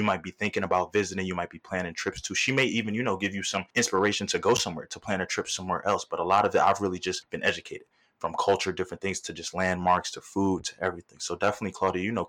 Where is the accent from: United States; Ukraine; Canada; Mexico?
United States; the North, Northeast; also born or lived in New York / Philadelphia; growing up in the North and between New York and Philadelphia